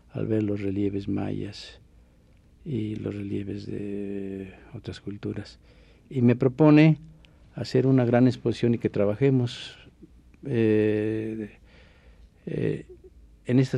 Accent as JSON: {"language": "Spanish", "country": "Mexico"}